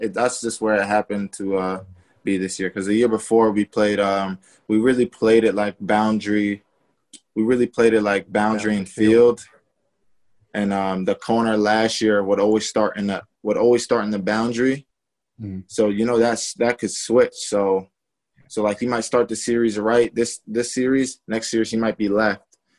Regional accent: Massachusetts, United States; Yeah, I'm from Massachusetts. So My favorite team was the Patriots.

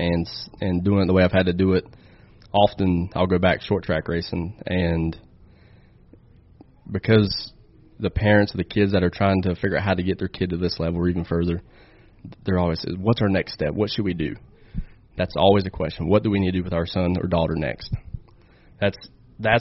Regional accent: Charlotte, North Carolina, United States; Charlotte's my hometown

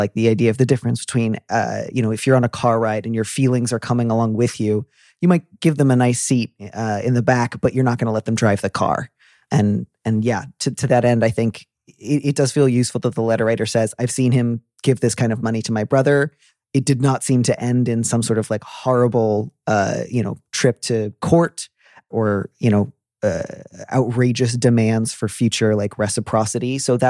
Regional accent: California, United States; also born or lived in Midwest; Yeah, a little bit Southern California and a little bit the Midwest.

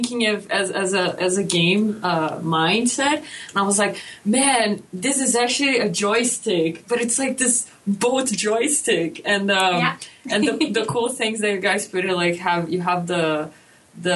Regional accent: Brazil; moved away as an adult; now in Canada; I'm from Brazil

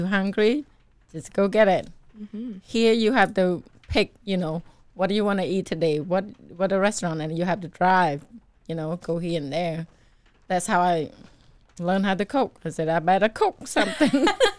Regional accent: Cambodia; also born or lived in Seattle; now in Waco, United States; Way from Cambodia.

